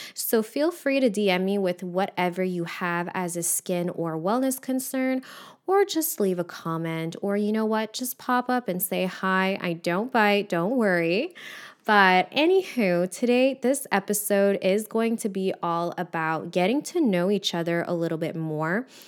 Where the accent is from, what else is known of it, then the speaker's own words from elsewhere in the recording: Montreal, Quebec, Canada; I'm from Montreal. So, in Quebec, our school system is a little bit different